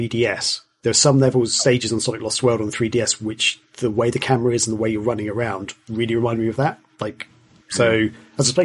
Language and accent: English; Kent, South East England, United Kingdom; I'm from Kent, which is an area of the UK